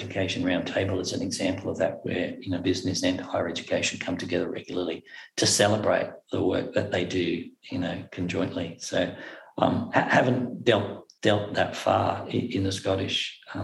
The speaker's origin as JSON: {"language": "English", "town": "Cairns", "region": "Queensland", "country": "Australia", "tie": "born or raised there", "accent": "Australian", "moved": "as an adult", "lives_now": "Inverness, United Kingdom", "said": "I was born in Cairns, Far North Queensland. I'm born in Cairns. I was raised in Cairns, Far North Queensland."}